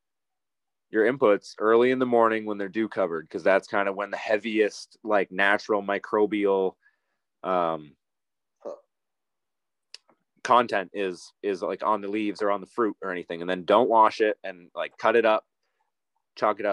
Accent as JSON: {"language": "English", "region": "East Coast", "country": "United States", "tie": "born or raised there", "said": "I grew up on the East Coast"}